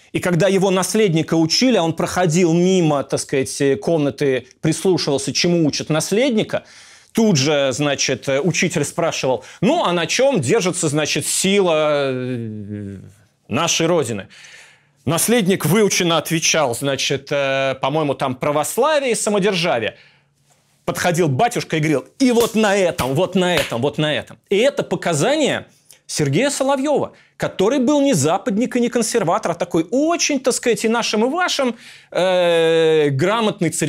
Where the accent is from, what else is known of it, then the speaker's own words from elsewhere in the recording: Russia; moved away as an adult; now in Istanbul, Turkey; Потому что я сбежал из России в Стамбул, я себя называю Russian Refugee, то есть беглец из России.